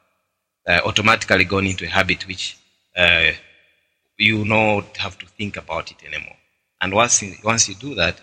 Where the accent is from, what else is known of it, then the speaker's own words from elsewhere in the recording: Malawi; now in Botswana; my home country of Malawi